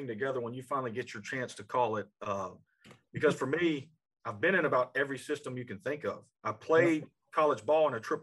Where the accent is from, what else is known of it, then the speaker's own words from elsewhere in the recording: Sulphur, Louisiana, United States; moved away as an adult; now in Orange, Texas, United States; I'm actually from Sulphur, Louisiana, is where I was born and raised